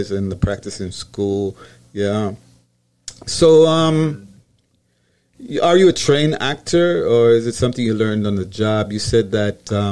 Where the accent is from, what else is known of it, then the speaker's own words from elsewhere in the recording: Jamaica; now in New York, United States; I'm Jamaican